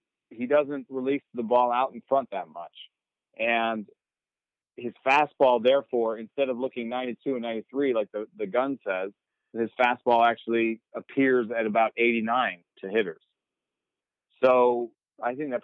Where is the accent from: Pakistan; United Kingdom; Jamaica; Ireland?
Jamaica; I was born in Jamaica.